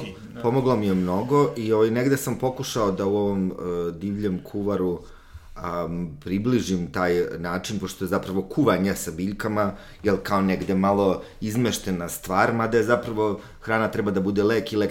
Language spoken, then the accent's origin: Croatian; Užice, Zlatibor District, Serbia; jer ja sam iz Užica